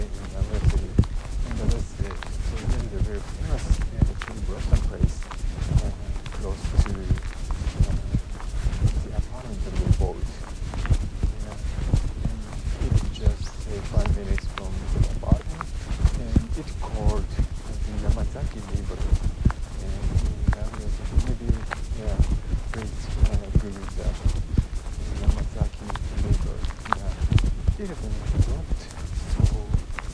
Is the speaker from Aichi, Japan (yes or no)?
yes; Nagoya, Aichi, Japan; English is a second language; moved away as an adult; now in Fukushima Prefecture, Japan; the Nagoya city where my hometown and my house is